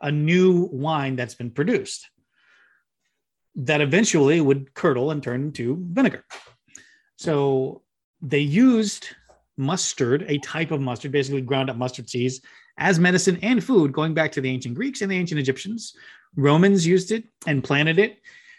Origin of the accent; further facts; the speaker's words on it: Memphis, Tennessee, United States; Born and raised in Memphis, Tennessee